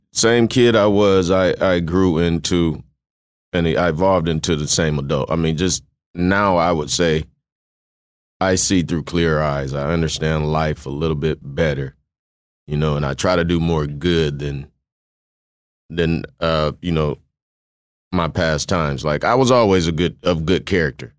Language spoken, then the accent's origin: English; Mississippi, United States; moved away; also born or lived in Kosciusko, Mississippi / Waterloo, Iowa; I was born in Kosciuszko, Mississippi, grew up in Salas with my grandfather. Um, nineteen ninety-two, my mom decided we were relocating, you know, better opportunities in, in Waterloo, Iowa